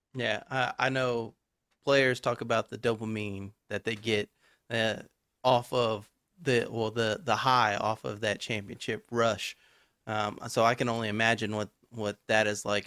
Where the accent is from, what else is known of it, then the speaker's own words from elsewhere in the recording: Texas, United States; I'm from Texas.